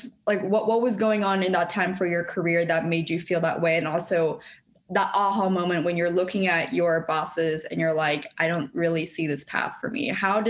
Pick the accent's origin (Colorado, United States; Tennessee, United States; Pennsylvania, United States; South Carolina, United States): Pennsylvania, United States; moved away; also born or lived in California; I'm from Pennsylvania, so I totally get the feeling of, you know, New Jersey, Pennsylvania, we're neighbors. So, you know, and then I lived in California and went to school there.